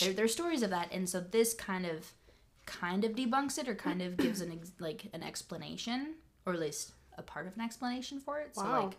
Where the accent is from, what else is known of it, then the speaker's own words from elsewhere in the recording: United States; as an American